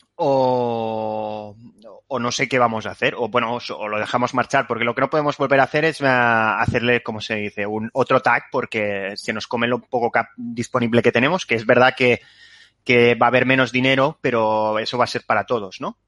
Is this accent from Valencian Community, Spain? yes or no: no; Catalonia, Spain; soy catalán